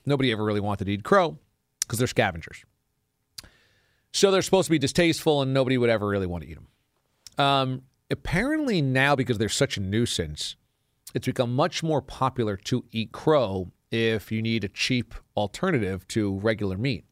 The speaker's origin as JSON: {"language": "English", "town": "Warwick", "region": "New York", "country": "United States", "tie": "born or raised there", "moved": "yes", "said": "There are certainly parts of my hometown of Warwick that have subdevelopments"}